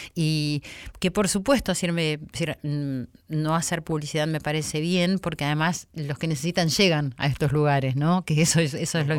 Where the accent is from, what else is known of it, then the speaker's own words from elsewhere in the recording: Argentina; nos pasa a los argentinos